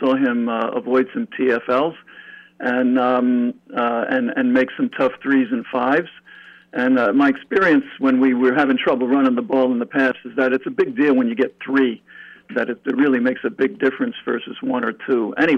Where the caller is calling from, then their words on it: New York, United States; from New York.